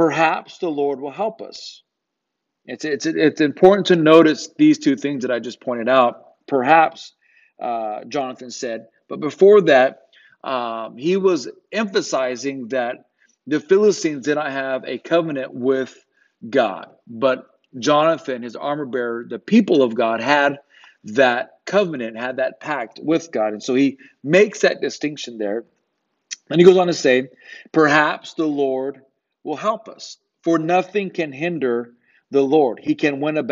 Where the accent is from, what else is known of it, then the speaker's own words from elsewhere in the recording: Riverside, California, United States; moved away as an adult; also born or lived in Los Angeles; now in Hattiesburg, United States; That's where I'm from. I was born in Riverside, not too far from where you guys are